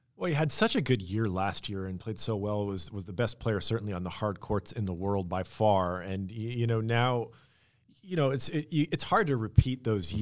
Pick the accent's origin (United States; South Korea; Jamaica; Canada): United States; Washington; I grew up in Washington State